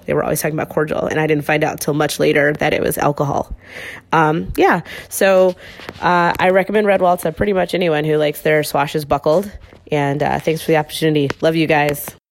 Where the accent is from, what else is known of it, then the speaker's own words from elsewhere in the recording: Chicago, Illinois, United States; I'm from Chicago